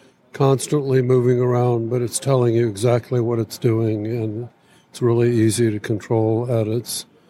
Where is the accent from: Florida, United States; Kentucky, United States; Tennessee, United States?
Florida, United States; Seaside; also born or lived in San Francisco; I'm from Northwest Florida, a little town called Seaside. And I have a summer home in San Francisco.